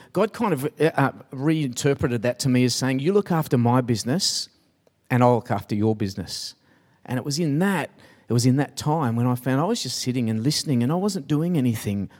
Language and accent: English; Sydney, New South Wales, Australia; also born or lived in Pymble; I grew up in Taramara.